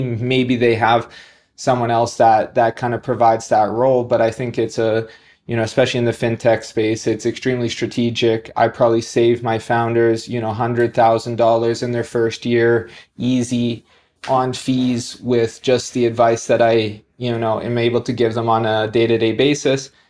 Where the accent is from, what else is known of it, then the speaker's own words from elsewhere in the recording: Canada; moved away as an adult; also born or lived in New Zealand; now in Dubai, United Arab Emirates; I'm originally Canadian, been outside of Canada for about the last twelve years